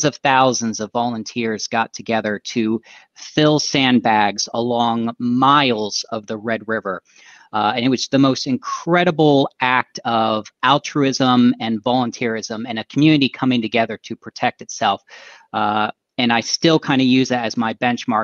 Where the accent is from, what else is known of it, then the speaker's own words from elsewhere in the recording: Dayton, Ohio, United States; also born or lived in North Dakota; now in Cincinnati, United States; I actually managed to come back to my hometown of Dayton, Ohio